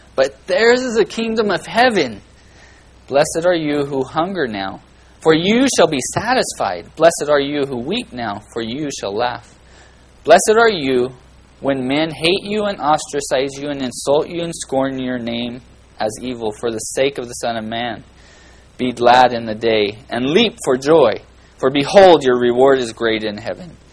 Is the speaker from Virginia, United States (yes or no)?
no; Bakersfield, California, United States; I come from Little Oklahoma and Bakersfield